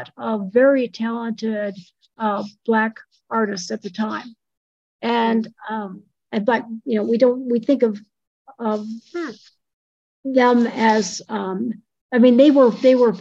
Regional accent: Midwest, United States; also born or lived in Missouri; now in New Mexico, United States; I grew up in the Midwest. And then I moved to the southern part of the Midwest, I guess, in Missouri

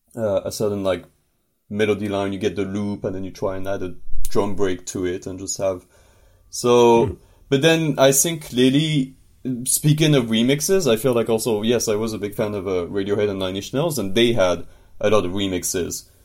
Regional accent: northern France, France; moved away as an adult; now in Montreal, Canada; I'm from France originally, from the north of France.

